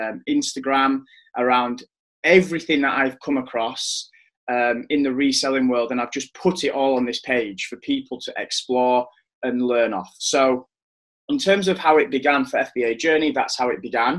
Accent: Leeds, Yorkshire and the Humber, United Kingdom; I'm from West Yorkshire, Leeds.

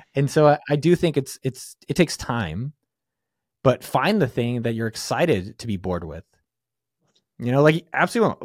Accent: San Francisco Bay Area, California, United States; I'm from the Bay

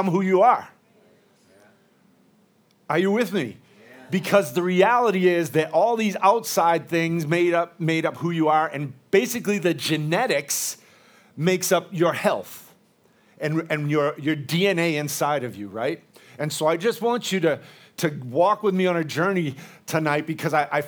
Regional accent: United States; I'm an American. But I'm mostly Irish, Scottish, and all those other islands over there

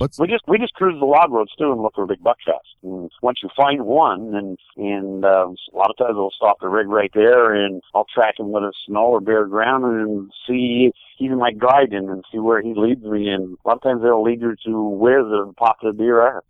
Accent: Vermont, United States; I am in central Vermont

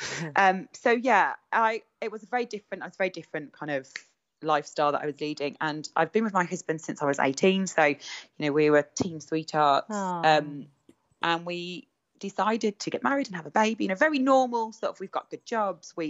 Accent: Birmingham, West Midlands, United Kingdom; accent: Brummy twang; moved away as an adult; now in Redditch, United Kingdom; I haven't lost my Brummy twang. I only moved in September. I will always be a Brummy at heart.

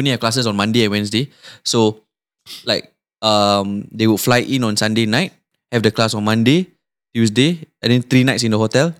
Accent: Singapore; moved away as an adult; also born or lived in Newcastle, United Kingdom

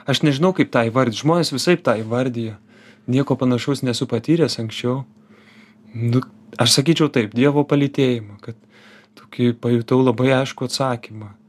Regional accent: Lithuania; esu iš Lietuvos

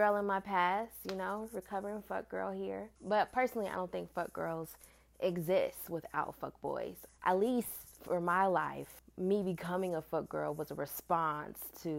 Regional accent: Oakland, California, United States; I'm from Oakland

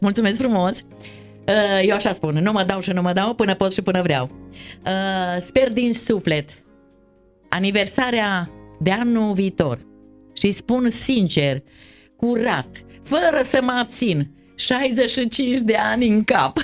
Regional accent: Hodac, Mureș County, Romania; Eu trăind la țară, vin de pe Valea Gurghiului în comuna Hodac, un Hodăceancă

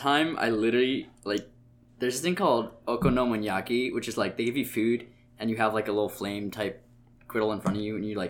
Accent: South India, India; South Indian food's pretty easy to make vegan, and I'm South Indian, so sometimes I just make stuff at home.

